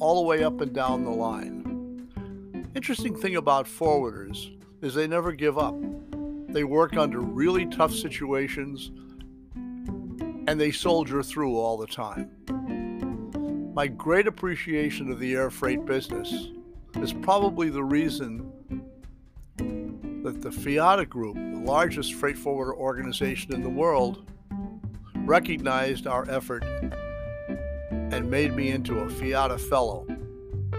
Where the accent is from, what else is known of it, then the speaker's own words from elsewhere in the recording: Toledo, Ohio, United States; Except I'm from Toledo